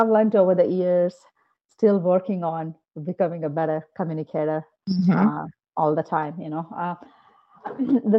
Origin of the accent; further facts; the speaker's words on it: Bangalore, Karnataka, India; moved away as an adult; now in United States; I come from Bangalore, which is considered the Silicon Valley of India